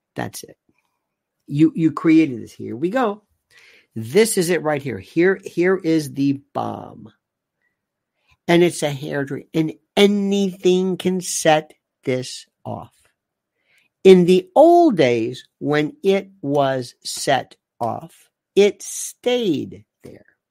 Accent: United States; I am an American

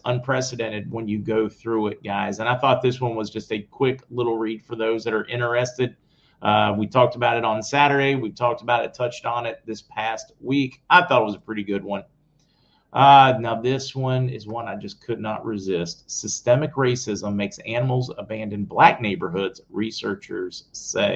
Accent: United States; where we grew up near West Virginia, even the possums were afraid.

